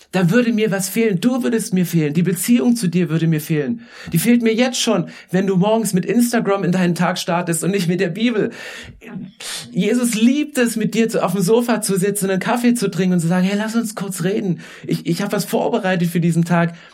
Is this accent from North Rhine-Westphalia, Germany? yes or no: no; Saxony, Germany; weil ich komme vom Dorf, ich komme aus Sachsen. Also weißt du, Weite ohne Ende.